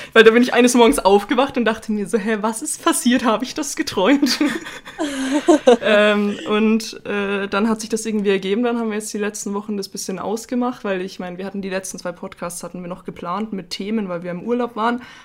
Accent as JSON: {"language": "German", "region": "Bavaria", "country": "Germany", "said": "da waren wir auch 18 Geil. Jahre alt und aus Bayern"}